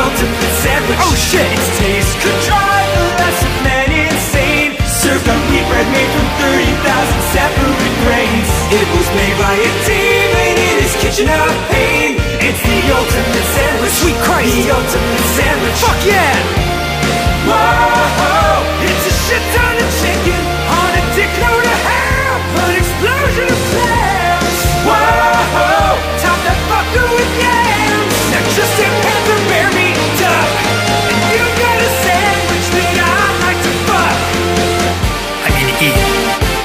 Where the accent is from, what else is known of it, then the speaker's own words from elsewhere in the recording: Harrow, London, United Kingdom; Where I'm also from